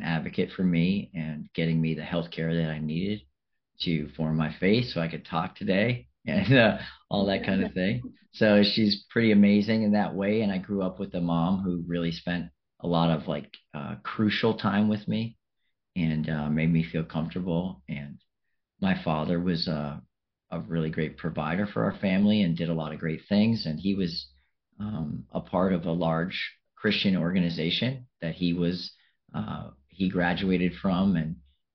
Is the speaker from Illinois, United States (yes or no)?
no; Revere, Massachusetts, United States; also born or lived in Melrose, Massachusetts / Chelsea, Massachusetts / Africa; I come from Massachusetts and an area outside of Boston, and I was born in Melrose, and I grew up in Revere in Chelsea until I was like in elementary school